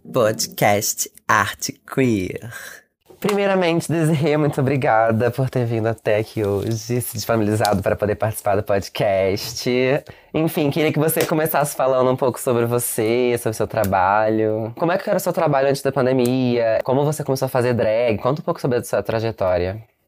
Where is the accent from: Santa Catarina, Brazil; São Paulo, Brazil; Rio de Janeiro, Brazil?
Rio de Janeiro, Brazil; eu, por exemplo, sou do Rio de Janeiro